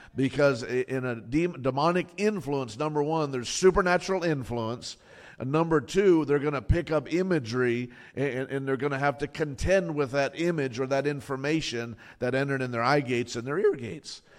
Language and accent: English; Fort Lauderdale, Florida, United States; I grew up in Fort Lauderdale